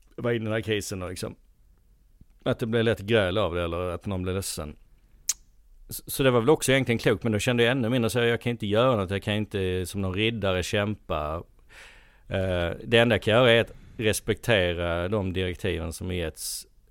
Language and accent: Swedish; Helsingborg, Skåne, Sweden; now in Stockholm, Sweden; Jag är eh, från Helsingborg från början, bott i Stockholm sedan eh, 17 år nu.